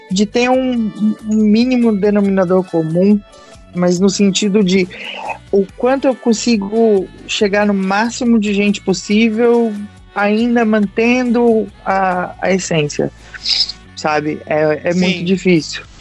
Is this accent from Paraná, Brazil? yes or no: yes; Curitiba, Paraná, Brazil; É porque você sabe que eu vim de Curitiba, então é, lá tem uma grande cultura de teatro.